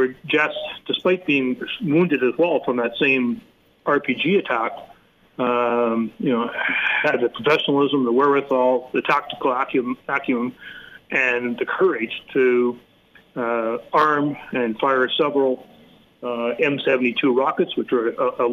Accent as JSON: {"language": "English", "country": "Canada", "said": "as a Canadian"}